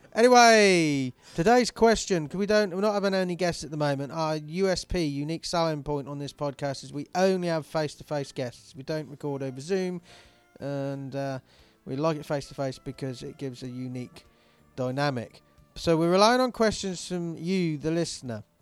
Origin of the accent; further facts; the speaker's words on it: England, United Kingdom; I'm English